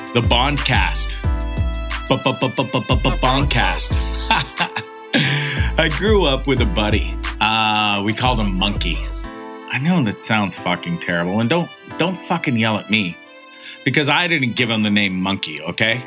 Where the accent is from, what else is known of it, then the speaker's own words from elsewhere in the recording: Hamilton, Ontario, Canada; moved away as an adult; also born or lived in Toronto, Ontario / Banff, Alberta / Orillia, Ontario; I was born and raised in Hamilton, Ontario